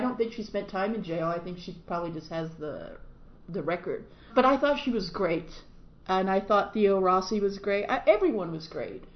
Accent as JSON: {"language": "English", "country": "United States", "said": "I am an American and I live in this country"}